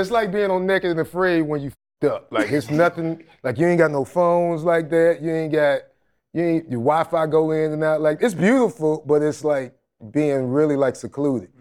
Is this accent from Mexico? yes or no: no; Jacksonville, Florida, United States; moved away; also born or lived in Atlanta; Like, I grew up in the hood